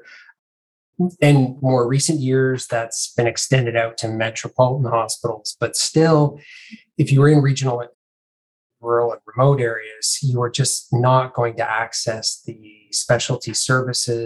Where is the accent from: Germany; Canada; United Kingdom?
Canada; moved away as an adult; also born or lived in Melbourne, Australia; now in Sydney, Australia; I'm Canadian originally